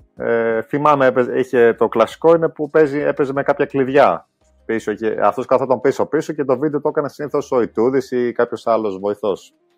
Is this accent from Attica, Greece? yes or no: yes; Glyfada, Attica, Greece; also born or lived in London, England; γεννήθηκα στην Αγγλία, αλλά μεγάλωσα στην Ελλάδα